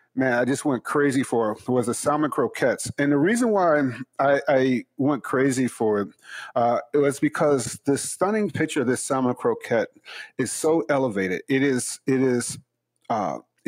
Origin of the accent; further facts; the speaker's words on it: Chicago, Illinois, United States; growing up in Chicago